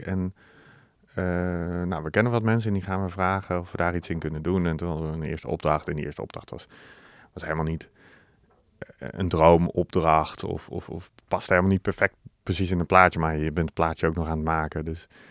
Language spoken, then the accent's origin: Dutch; 's-Hertogenbosch, North Brabant, Netherlands; moved away as an adult; ik kom uit Den Bosch. daar heb ik 19 jaar gewoond